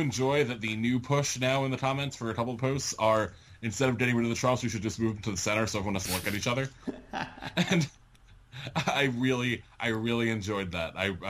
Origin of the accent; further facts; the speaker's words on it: Connecticut, United States; as a Connecticuter.